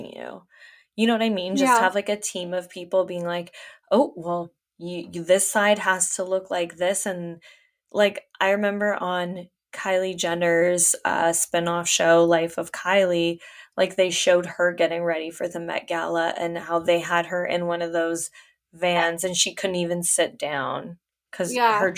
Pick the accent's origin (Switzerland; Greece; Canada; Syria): Canada; Hamilton, Ontario; from my hometown, shout out Hamilton.